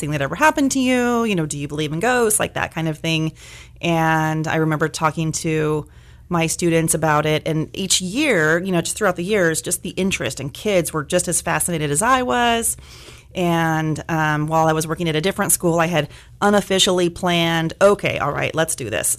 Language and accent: English; Bakersfield, California, United States; moved away as an adult; I am sort of from Bakersfield, born and raised here, uh, moved away for several years, but came back